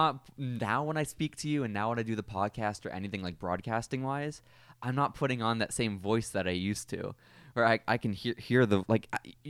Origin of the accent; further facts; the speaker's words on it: Texas, United States; we're from Texas. This is not going to make you look good.